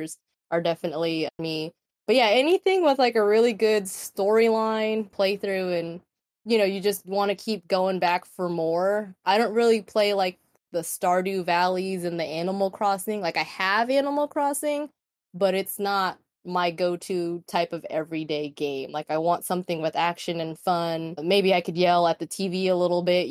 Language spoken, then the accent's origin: English; Texas, United States; I'm a Mexican American, born and raised in Texas